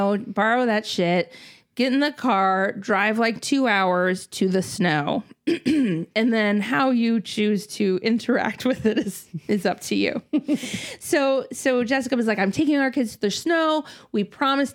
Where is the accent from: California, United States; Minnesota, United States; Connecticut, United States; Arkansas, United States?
Minnesota, United States; moved away; I grew up in Minnesota